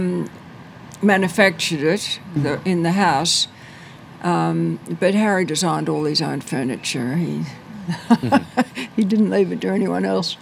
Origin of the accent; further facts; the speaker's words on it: Sydney, New South Wales, Australia; also born or lived in Killara, Sydney; I grew up in Wirunga, which is a far-flung suburb